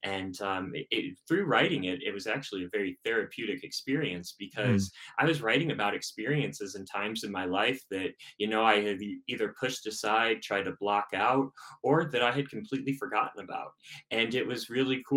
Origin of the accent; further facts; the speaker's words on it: Chicago, Illinois, United States; moved away as an adult; now in Denver, United States; So I'm originally from Chicago, so a Midwest kid, and moved out here to Denver back in 2019